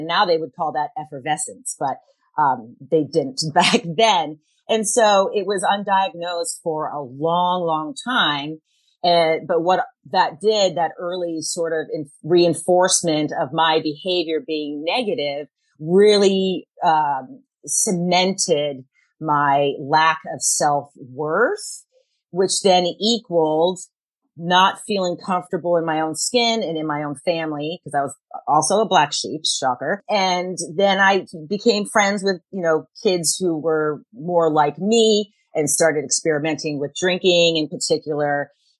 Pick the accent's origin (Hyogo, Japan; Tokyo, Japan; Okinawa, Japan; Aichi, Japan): Tokyo, Japan; I grew up in Tokyo, Japan, where hyperactivity is not the norm. And as a Caucasian little girl, I was always a little too much